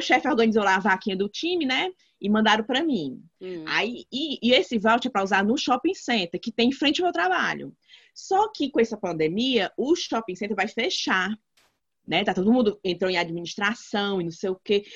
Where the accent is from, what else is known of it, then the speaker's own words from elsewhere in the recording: Brazil; moved away; eu sou brasileira, Brasília